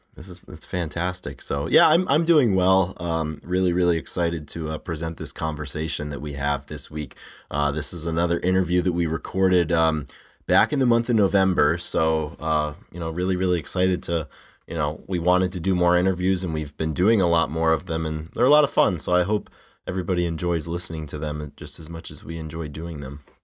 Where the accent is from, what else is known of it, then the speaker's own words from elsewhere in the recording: Rhode Island, United States; I grew up in the Northeast, not Philly, obviously, but I grew up in, in Rhode Island.